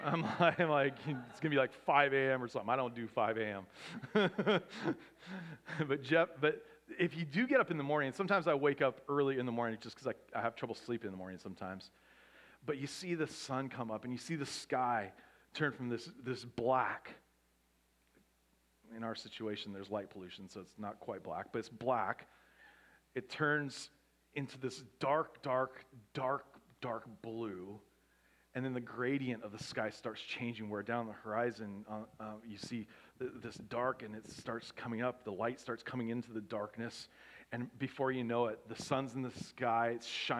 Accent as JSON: {"language": "English", "region": "Pacific Northwest", "country": "United States", "tie": "born or raised there", "moved": "yes", "lives_now": "Southern California, United States", "said": "I grew up in the Pacific Northwest"}